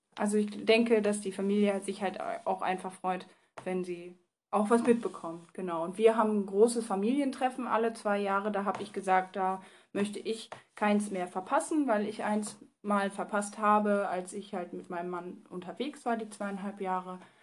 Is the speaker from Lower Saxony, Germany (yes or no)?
yes; Bad Laer, Lower Saxony, Germany; also born or lived in near Osnabrück; ich komme halt aus dem Landkreis, aus einem Dörfchen, was Bad La heißt.